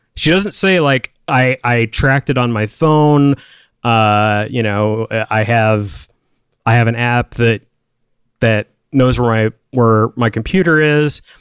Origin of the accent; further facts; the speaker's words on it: United States; growing up in American culture